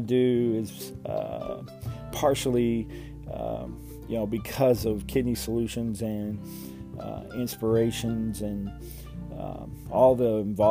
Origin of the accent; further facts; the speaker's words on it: Louisville, Kentucky, United States; from Louisville, Kentucky, my hometown